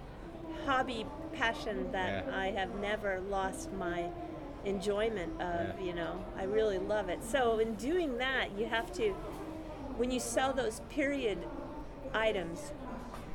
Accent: San Francisco Bay Area, California, United States; moved away as an adult; also born or lived in Los Angeles, United States; now in Tokyo, Japan; I'm originally from the Bay Area

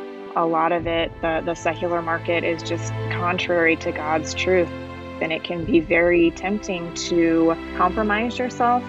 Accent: Indiana, United States; moved away as an adult; I'm from Indiana.

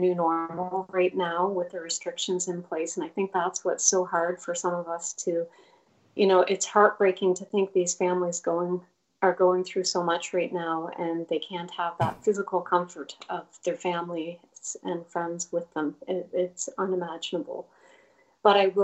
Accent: Bridgetown, Nova Scotia, Canada; my hometown is about an hour and 45 minutes outside of Halifax, a community called Bridgetown

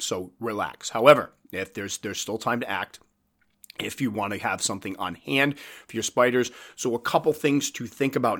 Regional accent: New England, United States; I'm from New England

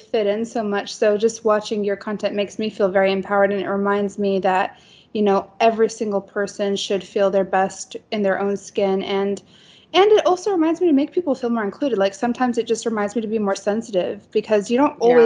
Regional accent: Tennessee, United States; now in Dubai, United Arab Emirates; we grew up in Tennessee

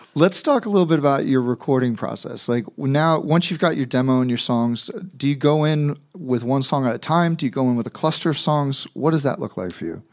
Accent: New York, United States; also a New Yorker

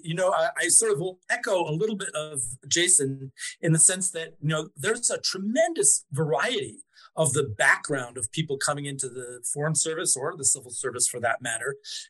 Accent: Mexico; So at that time, I grew up in Mexico and my mother knew a guy who had been a diplomat in Mexico

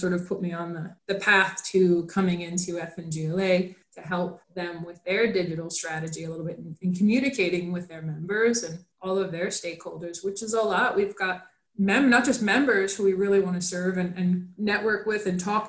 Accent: New York, United States; moved away as an adult; now in Florida, United States; New York, which was my home state

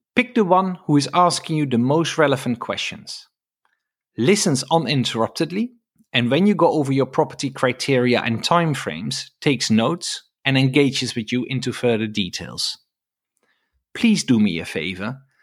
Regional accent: Netherlands; now in United Kingdom; I'm from the Netherlands

